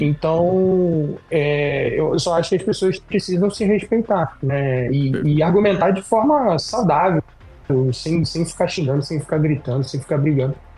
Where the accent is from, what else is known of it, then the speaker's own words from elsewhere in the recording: Brazil; moved away; eu sou brasileiro, eu moro fora do Brasil